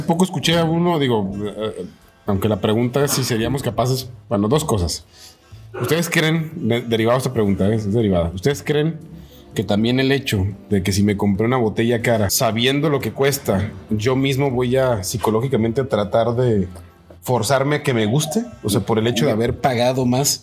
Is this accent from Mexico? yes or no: yes; Mexico; como mexicano